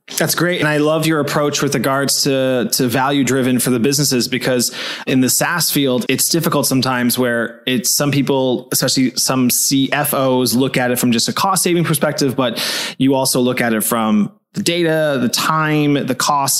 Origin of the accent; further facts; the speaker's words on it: Toronto, Ontario, Canada; now in Berlin, Germany; I'm an East Coast guy. I'm from Toronto